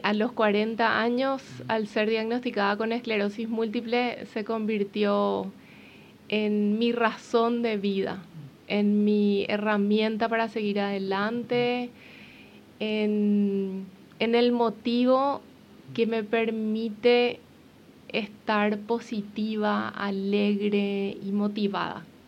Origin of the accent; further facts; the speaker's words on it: Paraguay; moved away as an adult; now in Uruguay; yo soy paraguaya